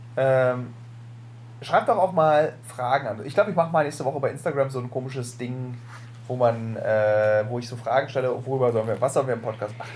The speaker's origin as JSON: {"language": "German", "region": "Berlin", "country": "Germany", "said": "dass wir beide echte Berliner"}